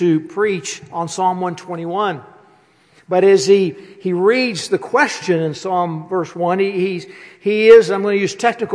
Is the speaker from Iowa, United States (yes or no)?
no; West Virginia, United States; I'm from West Virginia